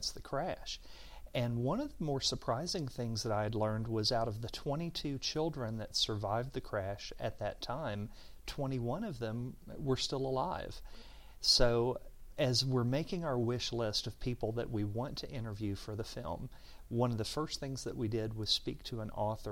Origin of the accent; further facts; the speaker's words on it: Georgetown, Kentucky, United States; I remember growing up in Georgetown in the 70s.